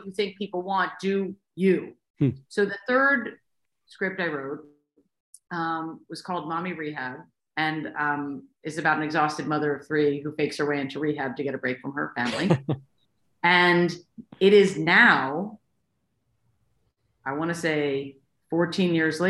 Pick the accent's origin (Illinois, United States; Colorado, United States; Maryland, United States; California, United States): Maryland, United States; Baltimore; I'm from Baltimore, and I was a lawyer until I had my third child.